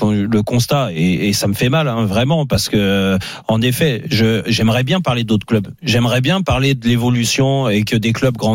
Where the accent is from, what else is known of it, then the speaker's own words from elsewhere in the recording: France; En tant que Français, je suis pas supporter de Rennes